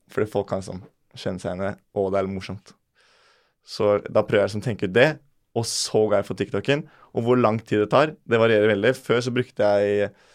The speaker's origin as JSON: {"language": "Norwegian", "town": "Bærum", "region": "Akershus", "country": "Norway", "said": "jeg er, jo, fra Bærum"}